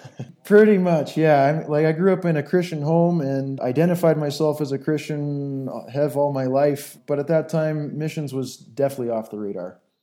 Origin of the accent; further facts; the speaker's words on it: southern Ontario, Canada; moved away as an adult; now in Angola; I grew up in southern Ontario, Canada, uh, on a little hobby farm